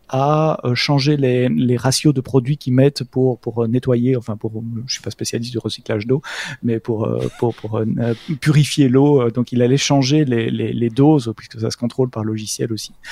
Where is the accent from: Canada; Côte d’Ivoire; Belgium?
Belgium; non, ah non, monsieur, je suis belge.